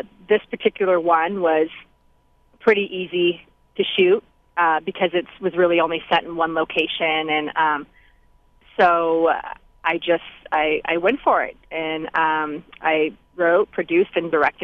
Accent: Oakland, California, United States; Oakland, which, like I said, is my hometown

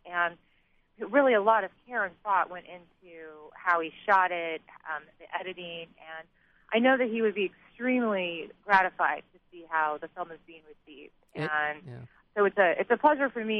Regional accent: Yorba Linda, California, United States; I grew up in Yorba Linda. I went to Esperanza High School

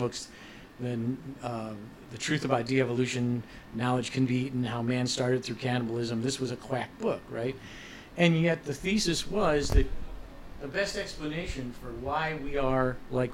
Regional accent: Ohio, United States; when we were growing up in Ohio

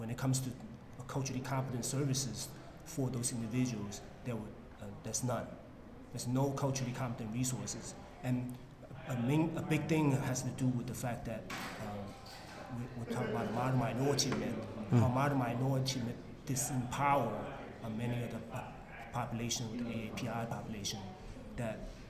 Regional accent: Guangzhou, Guangdong, China; moved away; I was born and raised there in Guangzhou

